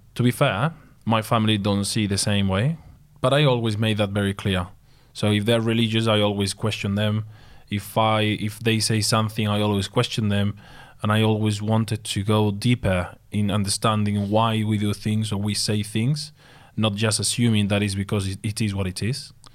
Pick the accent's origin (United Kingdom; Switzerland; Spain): Spain; English is a second language; moved away as an adult